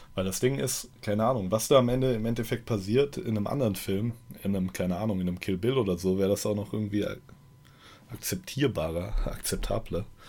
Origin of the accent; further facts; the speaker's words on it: Germany; Ich als Deutscher